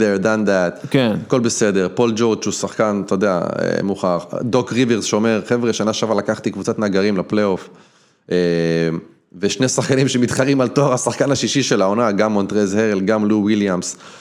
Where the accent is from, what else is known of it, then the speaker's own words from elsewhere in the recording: Israel; moved away as an adult; now in United States; יש לי אזרחות, אני, אני ישראלי